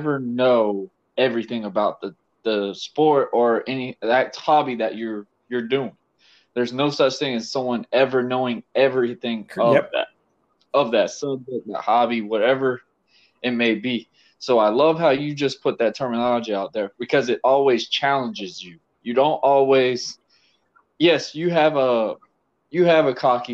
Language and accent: English; United States; me being an American